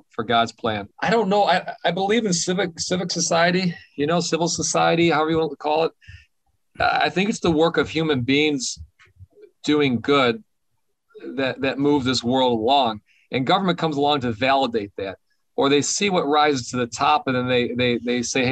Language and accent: English; Detroit, Michigan, United States; I grew up in Detroit. I'm a minority in Detroit.